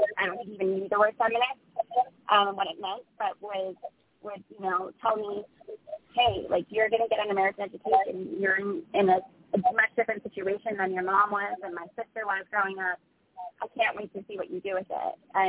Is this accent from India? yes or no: no; Ireland; born there; I was born in Ireland in the 1980s